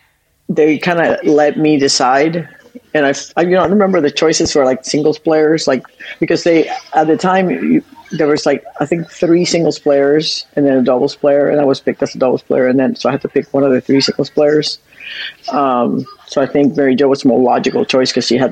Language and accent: English; Puerto Rico; moved away as an adult; I grew up in Puerto Rico until I was 18